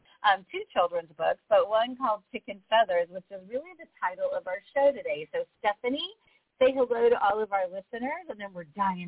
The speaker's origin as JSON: {"language": "English", "region": "Midwest", "country": "United States", "moved": "yes", "lives_now": "San Diego, United States", "said": "because I'm from the Midwest"}